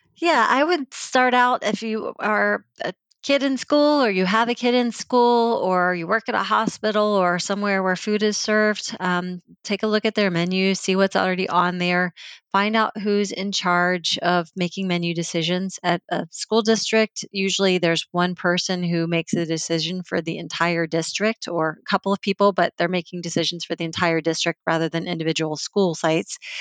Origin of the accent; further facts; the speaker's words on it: Virginia, United States; I grew up in Virginia